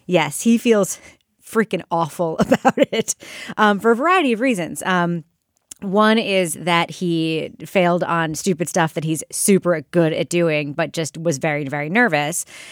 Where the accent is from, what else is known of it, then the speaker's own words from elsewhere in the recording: New York, United States; moved away as an adult; growing up in New York, where I didn't get my license until I was twenty